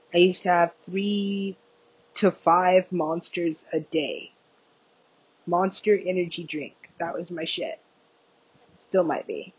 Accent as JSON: {"language": "English", "country": "United States", "said": "I am American"}